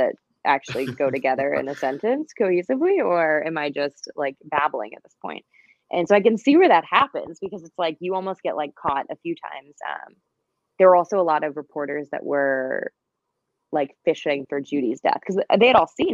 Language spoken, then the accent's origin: English; Midwest, United States; I'm from the Midwest